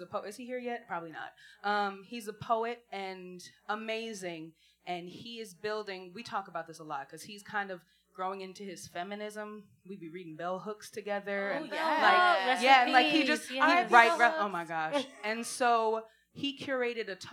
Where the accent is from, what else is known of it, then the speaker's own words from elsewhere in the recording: New York, United States; moved away as an adult; also born or lived in Philadelphia; So I'm from New York originally, but I went to school in Philly